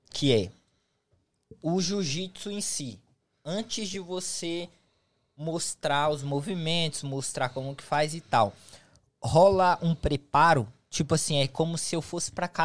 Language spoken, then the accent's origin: Portuguese; Northeast Region, Brazil; Eu sou do Nordeste, cara.